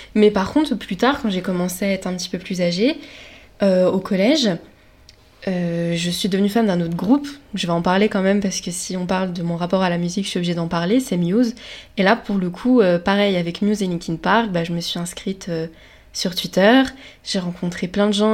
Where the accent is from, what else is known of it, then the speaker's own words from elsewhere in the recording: Lorraine, Grand Est, France; je viens de Lorraine